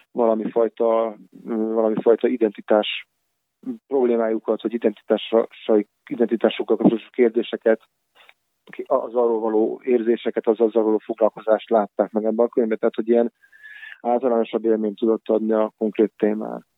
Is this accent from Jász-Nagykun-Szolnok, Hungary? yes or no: no; Budapest, Hungary; moved away as an adult; now in Pécs, Hungary; visszamentem Budapestre, mert onnan származom